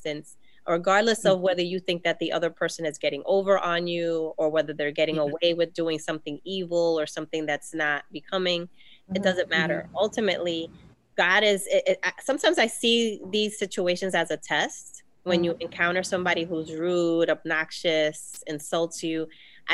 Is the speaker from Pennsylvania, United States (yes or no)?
no; New York City, New York, United States; I grew up in the South Bronx